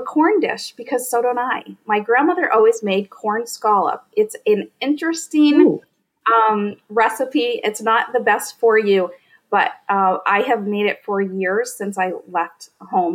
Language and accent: English; Northern Maine, United States; I grew up in Northern Maine on a potato farm